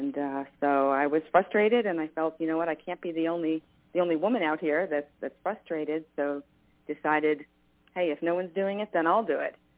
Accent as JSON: {"language": "English", "region": "New York", "country": "United States", "tie": "born or raised there", "moved": "yes", "said": "I grew up in New York, and guns were not a part of my world at all"}